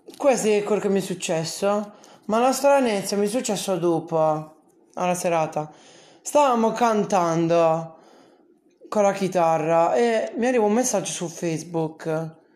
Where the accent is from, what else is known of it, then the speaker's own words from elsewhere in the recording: Bari, Apulia, Italy; Sono di Bari